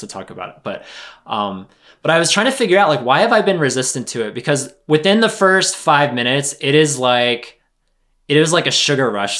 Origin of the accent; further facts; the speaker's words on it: United States; as an American